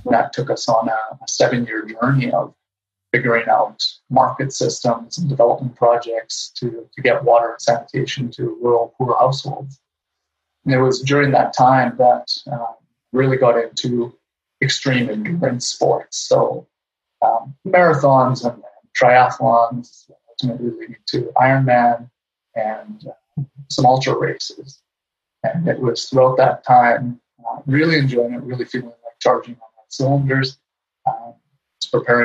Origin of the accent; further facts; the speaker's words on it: Winnipeg, Manitoba, Canada; now in Vancouver Island, Canada; I grew up in Winnipeg, Manitoba, so I'm a son of the prairies in Canada